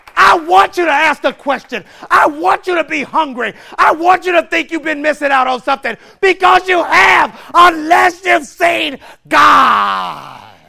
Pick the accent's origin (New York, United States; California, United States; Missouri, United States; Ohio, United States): Missouri, United States; St. Louis; I grew up in St. Louis, Missouri